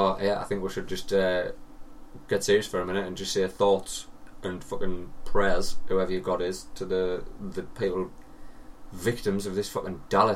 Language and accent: English; United Kingdom